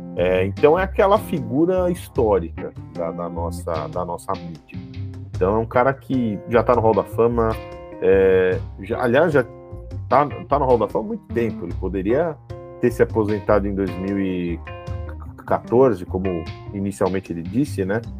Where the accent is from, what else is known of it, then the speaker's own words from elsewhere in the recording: Brazil; a gente se vê como, como brasileiro